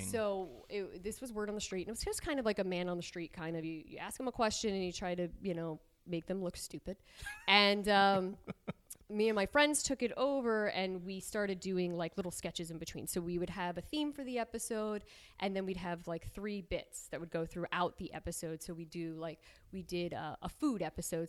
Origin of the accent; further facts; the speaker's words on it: New Jersey, United States; moved away as an adult; also born or lived in Pennsylvania; I was from New Jersey